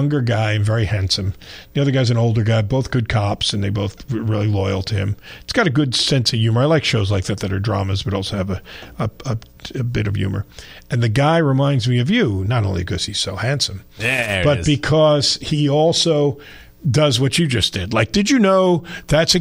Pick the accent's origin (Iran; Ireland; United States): United States; New York; moved away; when I grew up in New York